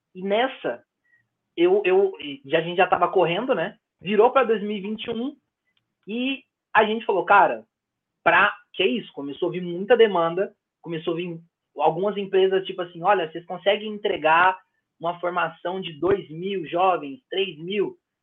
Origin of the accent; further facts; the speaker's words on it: São Paulo, Brazil; nas nossas quebradas, no Jardim Brasil, onde eu cresci